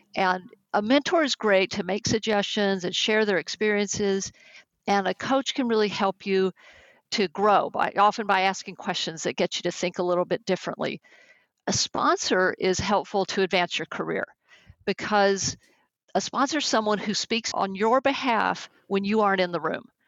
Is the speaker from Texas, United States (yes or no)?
yes; Texas, United States; accent: Texas; now in California, United States; though I've lived in California now for more than 30 years, my Texas accent still comes out, especially with certain words